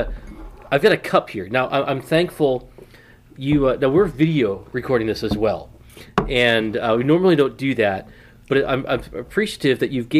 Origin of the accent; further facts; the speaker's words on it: Massachusetts, United States; moved away; also born or lived in California; I was born in California. Oh. My mom died when I was about 3 years old or so. Mm. And so we moved back with my grandparents in Massachusetts.